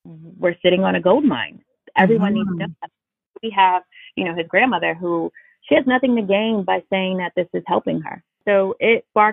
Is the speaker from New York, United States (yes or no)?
yes; New York City, New York, United States; I grew up in Brooklyn, New York, in the inner city